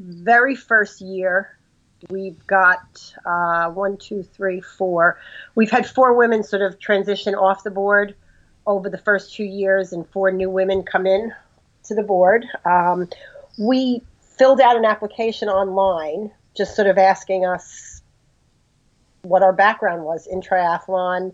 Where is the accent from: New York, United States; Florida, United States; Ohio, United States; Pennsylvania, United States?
New York, United States; New York City; moved away as an adult; now in New Jersey, United States; I'm originally from Brooklyn, New York. I lived there for a good part of my life. Now I live in New Jersey